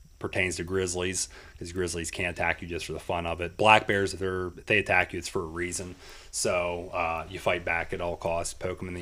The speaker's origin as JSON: {"language": "English", "area": "Freedance", "region": "Pennsylvania", "country": "United States", "tie": "born or raised there", "said": "I grew up in Freedance"}